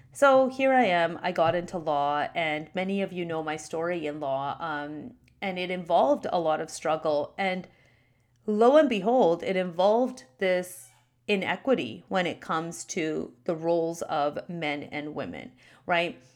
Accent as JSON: {"language": "English", "country": "Canada", "tie": "born or raised there", "said": "My parents immigrated to Canada before I was born. They got married here and I was born in Canada"}